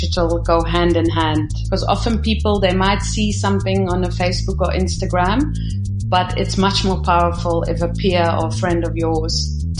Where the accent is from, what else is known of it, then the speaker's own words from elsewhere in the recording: Netherlands; moved away as an adult; now in South Africa; I arrived in South Africa in 1997. So I'm born and bred in the Netherlands.